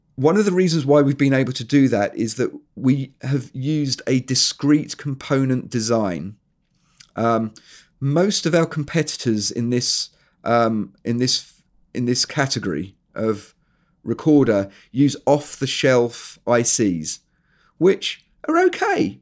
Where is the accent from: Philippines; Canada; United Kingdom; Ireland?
United Kingdom; England; moved away as an adult; also born or lived in New Zealand; I am actually English, but we emigrated, me and my family, we emigrated to New Zealand.